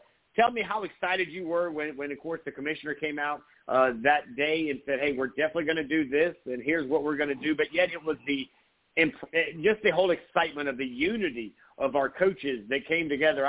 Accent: Myrtle Beach, South Carolina, United States; Where I grew up there in Myrtle Beach

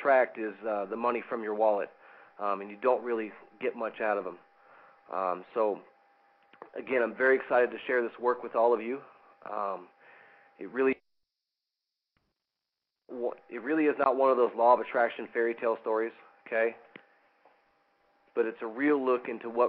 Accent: West Coast, United States; I'm from the West Coast

